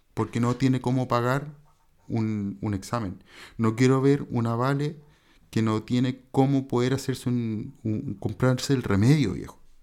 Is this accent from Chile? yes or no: yes; Chile; el chileno chiquillo